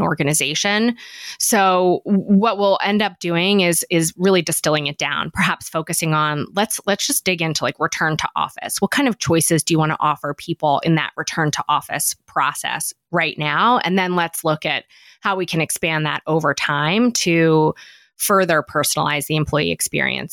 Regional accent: Philadelphia, Pennsylvania, United States; I'm from Philadelphia

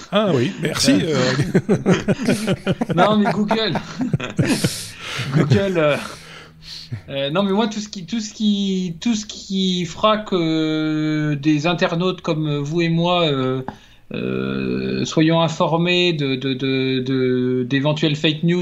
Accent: France; bah, en tant que Français, j'aurais

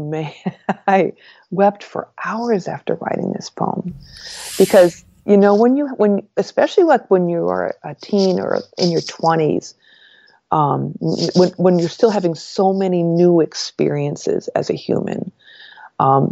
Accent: northern New York, United States; moved away as an adult; also born or lived in Washington, D.C.; they drove me from northern New York to Washington, D.C. for this college

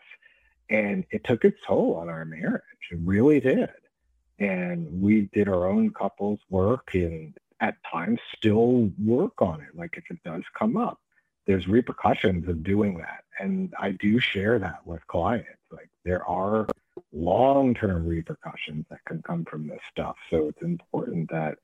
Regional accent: New York, United States; I'm from New York and I'm Jewish.

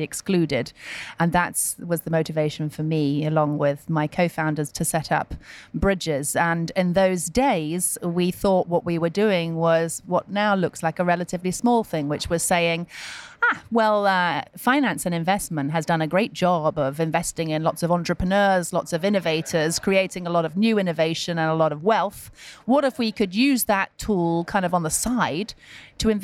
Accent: United Kingdom; as a Brit

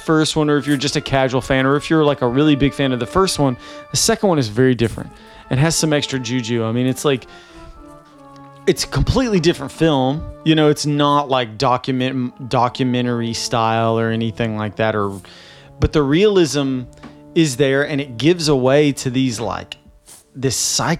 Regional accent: Nashville, Tennessee, United States; Jenny and I are from the South and I'm from Nashville

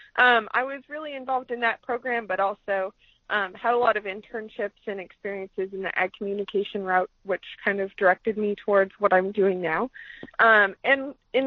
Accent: Columbus Junction, Iowa, United States; I grew up in Southeast Iowa, same hometown as you, Columbus Junction, Iowa

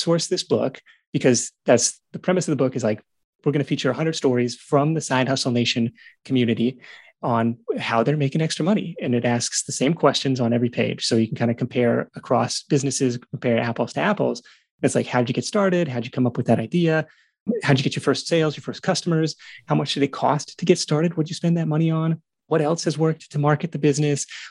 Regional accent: Pacific Northwest, United States; moved away as an adult; now in California, United States; Great Pacific Northwest, where my wife and I both grew up

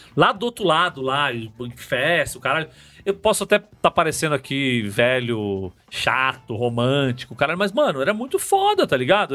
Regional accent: São Paulo, Brazil; A gente, enquanto paulista

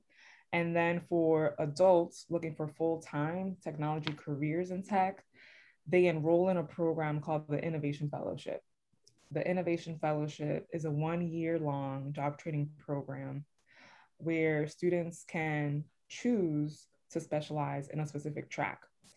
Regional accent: New York City, New York, United States; born and raised in the Bronx

